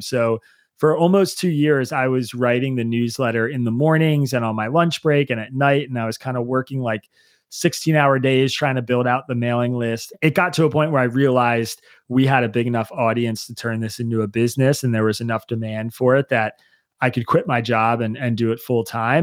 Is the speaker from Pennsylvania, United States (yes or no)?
yes; Bucks County, Pennsylvania, United States; I grew up in Bucks County, Pennsylvania